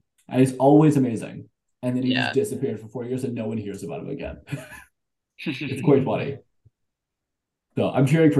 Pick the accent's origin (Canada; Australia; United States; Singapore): Canada; I say this as a Canadian.